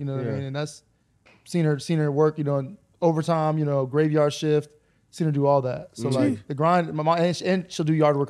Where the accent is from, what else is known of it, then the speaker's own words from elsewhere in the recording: Fresno, California, United States; I'm from Fresno.